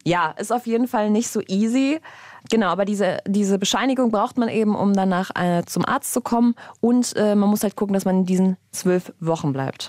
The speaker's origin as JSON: {"language": "German", "country": "Germany", "said": "bei uns in Deutschland"}